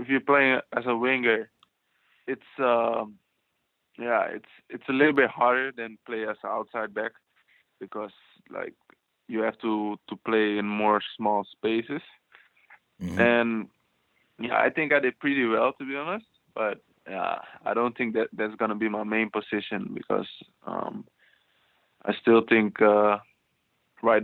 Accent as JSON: {"language": "English", "area": "outside Amsterdam", "region": "North Holland", "country": "Netherlands", "tie": "born or raised there", "said": "I grew up in Holland"}